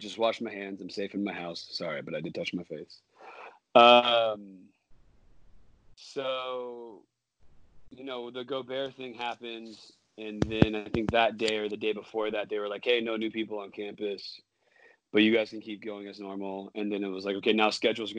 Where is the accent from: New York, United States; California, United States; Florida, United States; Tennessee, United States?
California, United States; Orange County; now in Bay Area, United States; I'm from Orange County